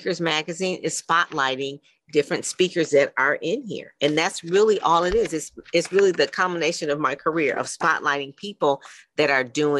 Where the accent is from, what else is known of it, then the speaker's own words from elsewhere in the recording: Detroit, Michigan, United States; I grew up in Motown